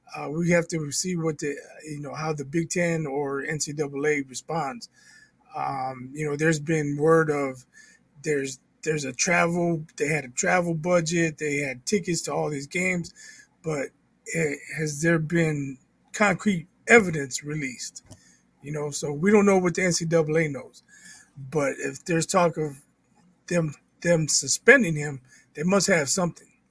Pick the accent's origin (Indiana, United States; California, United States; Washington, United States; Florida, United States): Indiana, United States; Indianapolis; I played in grade school in my hometown. Then I moved to Indianapolis. I played in middle school